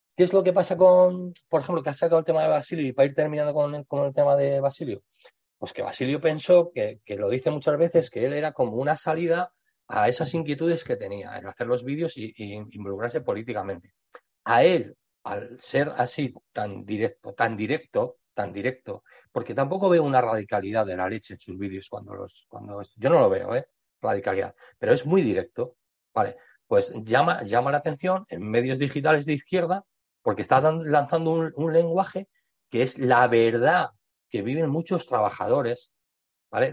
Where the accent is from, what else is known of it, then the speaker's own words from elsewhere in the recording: Spain; aquí en España